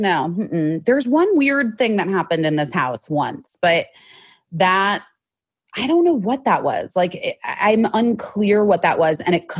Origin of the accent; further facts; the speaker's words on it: Arizona, United States; moved away as an adult; now in Los Angeles, United States; I grew up in Arizona and then I moved here when I was 18 for college.